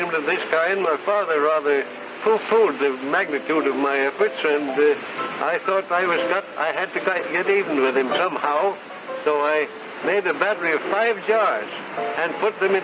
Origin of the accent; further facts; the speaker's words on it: Philadelphia, Pennsylvania, United States; also born or lived in England; I came across the ocean from England to the United States, the family settling in Philadelphia. I there attended the public schools and the Boys Central High School